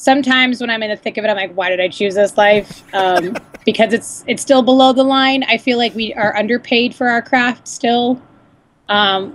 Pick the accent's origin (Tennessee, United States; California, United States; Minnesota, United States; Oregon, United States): California, United States; San Diego; moved away as an adult; also born or lived in Los Angeles; I came back down to San Diego, which is my hometown